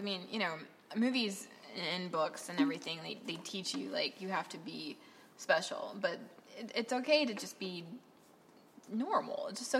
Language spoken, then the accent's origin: English; Michigan, United States; I'm from Michigan.